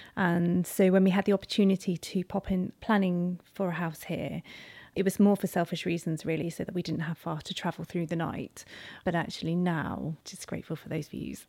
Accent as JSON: {"language": "English", "town": "Carisbrooke", "region": "South East England", "country": "United Kingdom", "tie": "born or raised there", "said": "we grew up on the outskirts of Carisbrooke, um, in this bloody rural, um, location"}